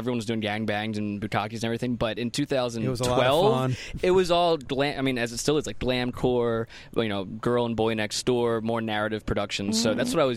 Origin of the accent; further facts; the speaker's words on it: Philadelphia, Pennsylvania, United States; moved away as an adult; also born or lived in Burbank; I came from Philly. Mm-hmm. Yeah, that's where I was born and raised